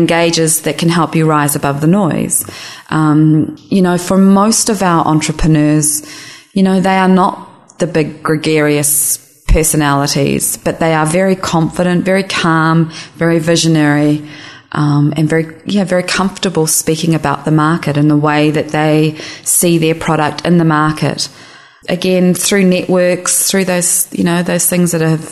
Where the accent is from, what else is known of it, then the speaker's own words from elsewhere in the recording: New Zealand; now in San Francisco, United States; I'm a New Zealander